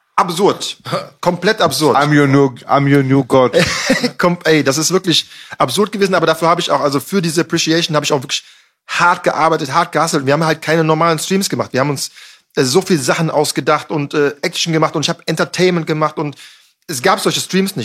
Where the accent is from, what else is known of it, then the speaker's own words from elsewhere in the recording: Düsseldorf, North Rhine-Westphalia, Germany; ich komme aus Düsseldorf, ist eine Biertrinker, Raucherstadt halt so